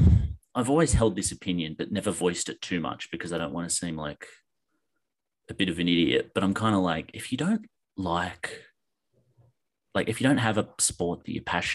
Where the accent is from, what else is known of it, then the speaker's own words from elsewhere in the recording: Penrith, New South Wales, Australia; because I grew up in Penrith.